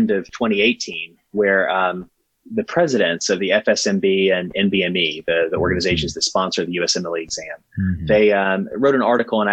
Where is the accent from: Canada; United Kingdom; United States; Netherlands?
United States; southwestern Virginia; I grew up in southwestern Virginia, out where, you know, Virginia and Kentucky and West Virginia and Tennessee